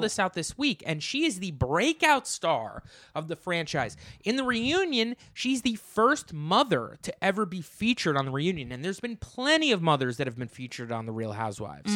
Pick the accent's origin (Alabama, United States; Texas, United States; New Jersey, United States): New Jersey, United States; I'm from New Jersey